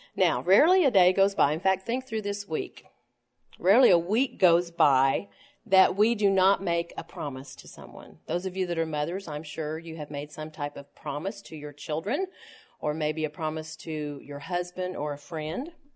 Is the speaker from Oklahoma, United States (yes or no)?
yes; Tulsa, Oklahoma, United States; when I was a little girl growing up in Tulsa, Oklahoma